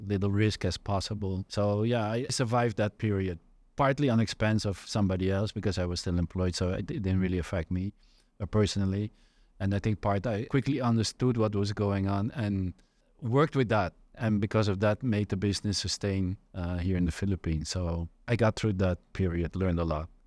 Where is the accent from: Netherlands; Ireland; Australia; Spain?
Netherlands; moved away as an adult; So I'm from the Netherlands originally, born and raised there.